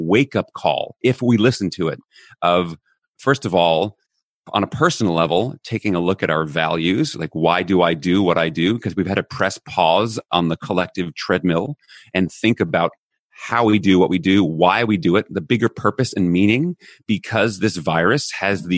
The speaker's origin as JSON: {"language": "English", "country": "United States", "tie": "born or raised there", "moved": "as an adult", "lives_now": "Netherlands", "said": "I'm American by birth. I actually live in Europe right now. I'm in the Netherlands while we're recording this."}